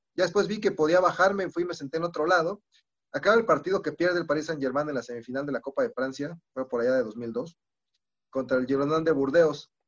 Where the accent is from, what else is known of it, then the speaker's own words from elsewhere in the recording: Celaya, Guanajuato, Mexico; yo nací en Celaya, entonces también tengo como corazón celayense